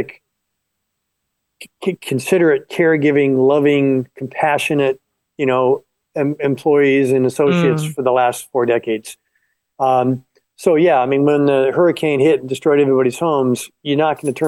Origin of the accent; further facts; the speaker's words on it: Florida Keys, United States; moved away; also born or lived in Los Angeles; I was born in the Florida Keys and I grew up near a swamp.